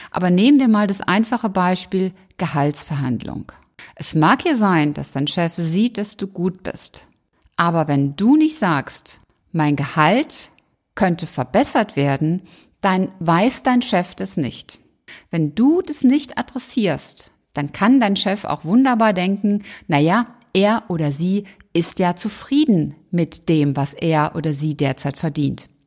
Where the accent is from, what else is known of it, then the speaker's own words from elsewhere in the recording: Rhineland, Germany; 11 natürlich meine Zahl als Rheinländerin.